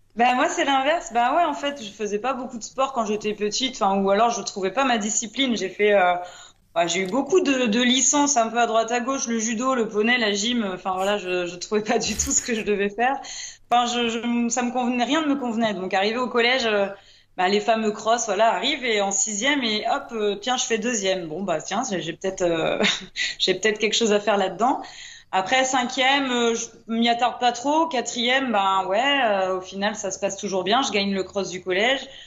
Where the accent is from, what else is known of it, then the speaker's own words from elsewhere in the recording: Brittany, France; Chez nous en Bretagne